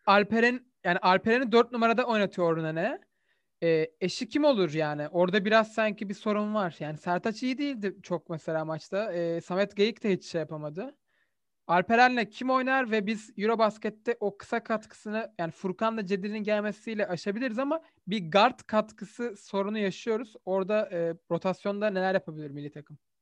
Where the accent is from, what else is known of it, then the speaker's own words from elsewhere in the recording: Turkey; bir Türk olarak